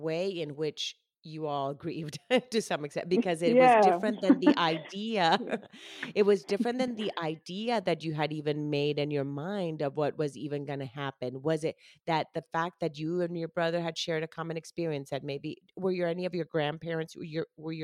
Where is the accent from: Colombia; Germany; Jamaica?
Colombia; first language Spanish; now in United States; I was born and raised in Colombia. My mom is Colombian. So Spanish is my first language